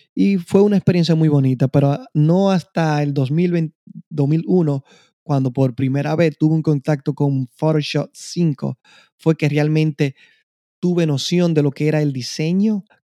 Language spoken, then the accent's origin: Spanish; Constanza, La Vega, Dominican Republic; moved away; soy de la República Dominicana, en especial de un pequeño pueblo de agricultores, Constanza